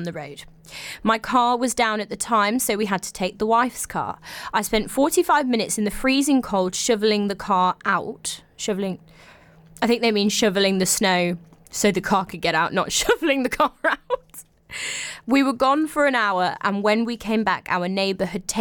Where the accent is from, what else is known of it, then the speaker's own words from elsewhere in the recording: England, United Kingdom; I'm English